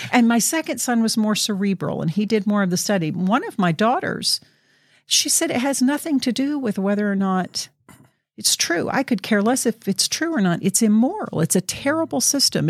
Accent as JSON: {"language": "English", "region": "Southeast United States", "country": "United States", "tie": "born or raised there", "moved": "yes", "lives_now": "Oregon, United States"}